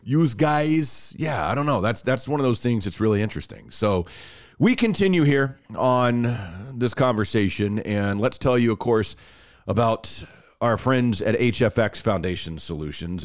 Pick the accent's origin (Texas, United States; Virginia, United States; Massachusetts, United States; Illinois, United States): Texas, United States; accent: Texas (Irving, Arlington, or Garland area); my hotspot, like the most red in the state of Texas, it also says that I am most likely from Irving, Arlington, or Garland